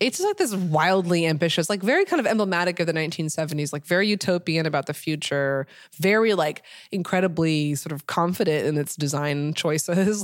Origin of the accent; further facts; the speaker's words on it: Portland, Oregon, United States; moved away as an adult; now in Los Angeles, United States; I'm coming from Portland